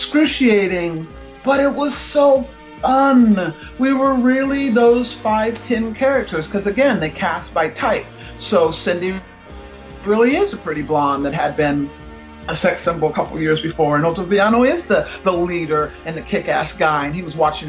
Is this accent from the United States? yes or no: yes; United States; I'm American.